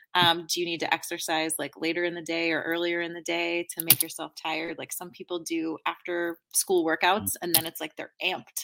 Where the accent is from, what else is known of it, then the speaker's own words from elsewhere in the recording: outside of Boston, Massachusetts, United States; also born or lived in East Coast; now in Chicago, United States; I grew up outside of Boston